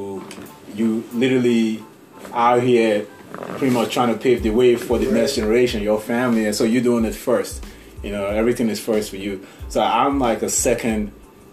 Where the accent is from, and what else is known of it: Nigeria; accent: African; also born or lived in South Boston, Massachusetts; now in United States